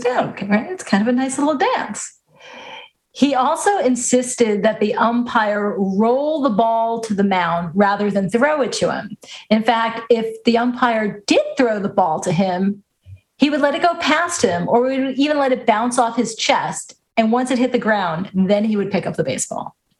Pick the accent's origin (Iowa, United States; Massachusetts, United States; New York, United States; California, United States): New York, United States; Long Island; born and raised on Long Island